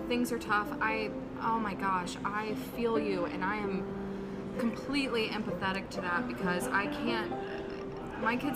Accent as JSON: {"language": "English", "region": "Florida", "country": "United States", "said": "I'm from Florida."}